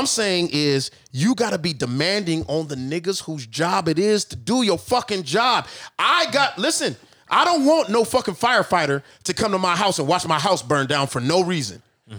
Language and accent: English; Texas, United States; I'm from Texas